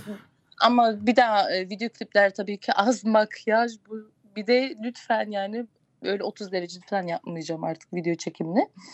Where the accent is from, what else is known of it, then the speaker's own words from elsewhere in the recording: Gölhisar, Burdur, Turkey; Burdur Gölhisarlıyım.